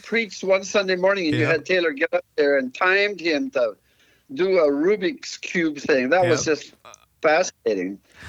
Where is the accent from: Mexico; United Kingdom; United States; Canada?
Mexico; So I grew up in Mexico, surrounded by Spanish, learned Spanish as a kid